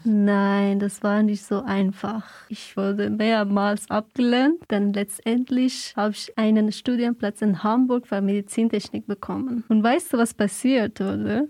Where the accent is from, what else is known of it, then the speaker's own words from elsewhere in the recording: Afghanistan; German is a second language; moved away as an adult; now in Freiburg, Germany; bin 26 Jahre alt und komme aus Afghanistan. Ich bin seit fünf Jahren in Deutschland.